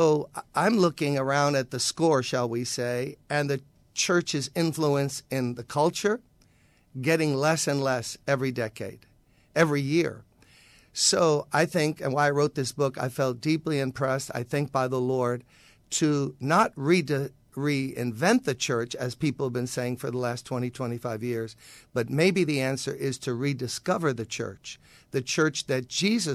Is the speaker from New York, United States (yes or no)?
yes; New York City, New York, United States; I grew up in Brooklyn, played at Erasmus Hall High School, was an all-city basketball player